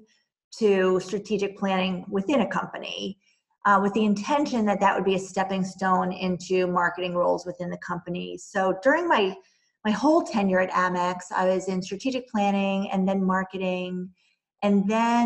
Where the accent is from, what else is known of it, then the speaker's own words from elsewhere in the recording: New Jersey, United States; moved away as an adult; also born or lived in New York City / North Carolina / Boston; I grew up in New Jersey in a suburb of New York City